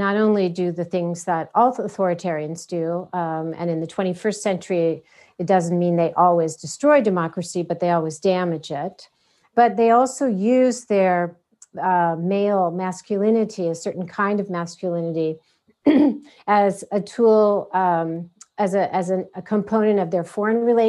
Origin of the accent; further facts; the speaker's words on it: United States; as an American